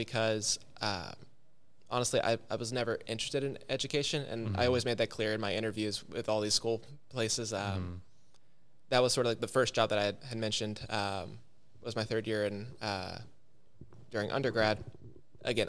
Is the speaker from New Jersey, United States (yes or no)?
no; outside of Austin, Texas, United States; growing up outside of Austin